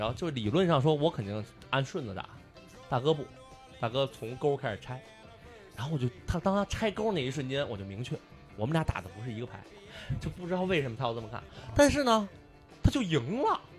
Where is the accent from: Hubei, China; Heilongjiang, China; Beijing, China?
Beijing, China; 作为北京人，传统意义上北京人，我觉得最无聊就是北京麻将